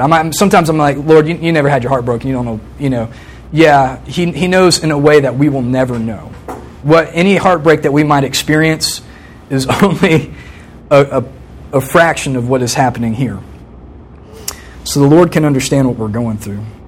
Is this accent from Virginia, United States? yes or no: yes; Virginia Beach, Virginia, United States; I grew up in Virginia Beach, st- same house my whole life until I came to college from the time I was three to the time I was 21